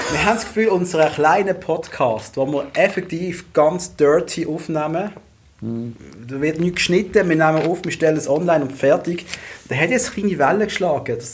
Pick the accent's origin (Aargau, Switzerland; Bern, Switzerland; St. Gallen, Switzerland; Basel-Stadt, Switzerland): Basel-Stadt, Switzerland; Basel; ich, ich, bin, ich bin ein Basler, ich sage Bua.